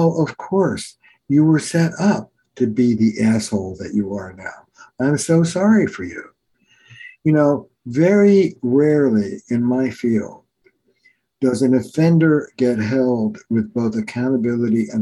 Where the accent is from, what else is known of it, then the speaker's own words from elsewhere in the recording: New Jersey, United States; also born or lived in New York; now in Boston, United States; I'm from Jersey, but I live in Boston